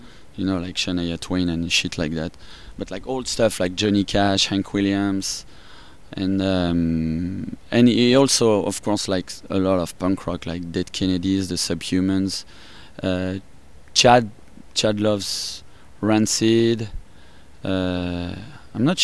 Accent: Paris, Île-de-France, France; accent: French; English is a second language; moved away as an adult; now in United States; I'm from France, and from Paris. I grew up in Paris, and I moved out here 12 years ago. That's why my accent is like that. French

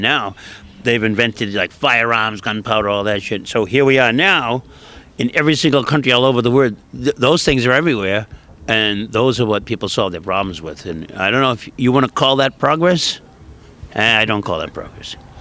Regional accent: Boston, Massachusetts, United States; We grew up in uh, Boston, in a part of Boston called Dorchester

